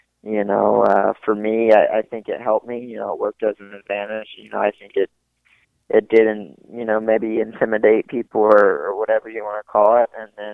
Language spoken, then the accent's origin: English; the South, United States; I grew up in the South